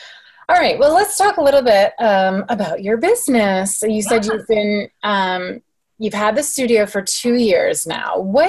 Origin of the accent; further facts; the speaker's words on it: New York, United States; I grew up on the border of New York and Canada